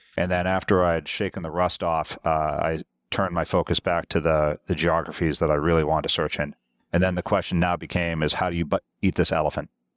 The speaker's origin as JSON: {"language": "English", "region": "Massachusetts", "country": "United States", "tie": "born or raised there", "also_born_or_lived": "Europe", "moved": "as an adult", "said": "I was born and raised in Massachusetts"}